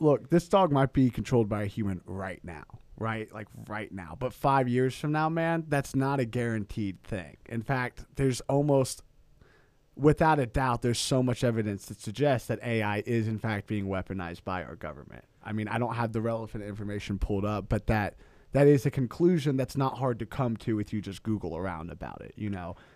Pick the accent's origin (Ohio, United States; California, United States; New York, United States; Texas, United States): Texas, United States; we are from Texas